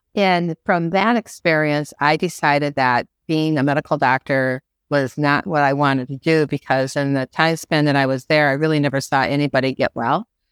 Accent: Midwest, United States; moved away as an adult; also born or lived in Georgia / Miami; now in Florida, United States; I was born and bred in the Midwest

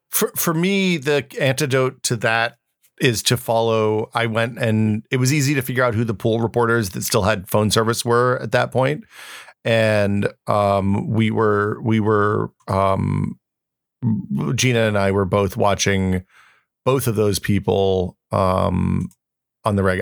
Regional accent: United States

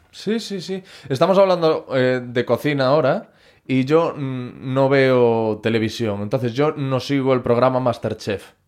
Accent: Corcubión, Galicia, Spain; yo soy de un pueblo que se llama Corcubión

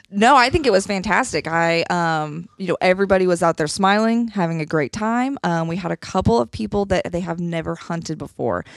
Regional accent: Nebraska, United States; also born or lived in Alabama; now in Columbia, Missouri, United States; I grew up in Nebraska

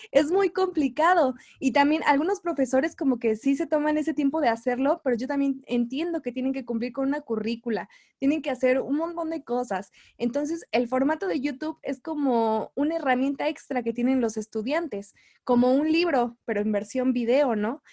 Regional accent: Mexico City, Mexico; soy de la Ciudad de México

